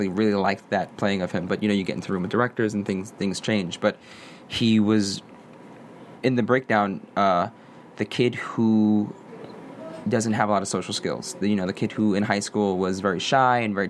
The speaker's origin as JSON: {"language": "English", "town": "New York City", "region": "New York", "country": "United States", "said": "I'm from Brooklyn, New York. I'm a Puerto Rican male from Brooklyn"}